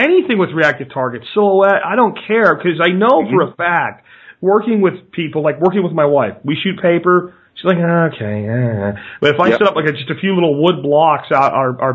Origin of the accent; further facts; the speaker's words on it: Pennsylvania, United States; moved away; When I was a kid growing up in Pennsylvania